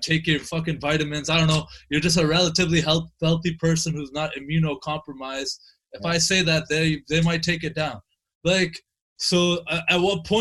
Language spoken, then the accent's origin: English; Canada; as a Canadian